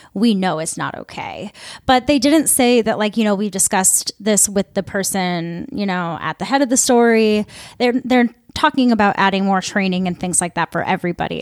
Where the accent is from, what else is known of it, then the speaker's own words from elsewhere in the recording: Midwest, United States; I'm from the Midwest